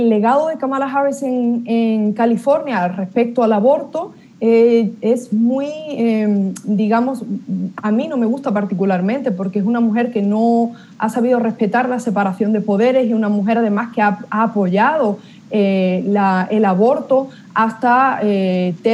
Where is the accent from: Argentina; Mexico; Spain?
Spain; now in United States; le hablo como eh, española española, mujer hispana en Estados Unidos y católica